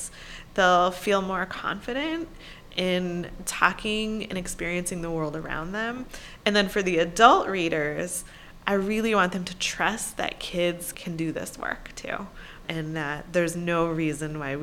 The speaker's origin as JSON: {"language": "English", "town": "Syracuse", "region": "New York", "country": "United States", "tie": "born or raised there", "said": "my own schooling growing up in Syracuse, New York in the 1980s and 90s"}